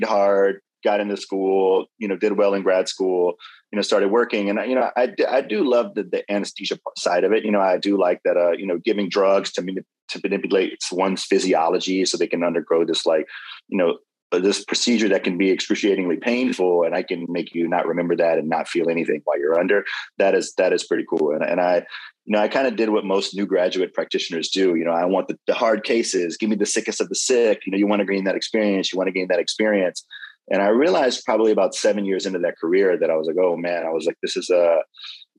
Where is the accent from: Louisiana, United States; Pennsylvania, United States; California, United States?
Louisiana, United States; now in Houston, United States; I'm originally from Louisiana. I've called Houston my home for over 20 years now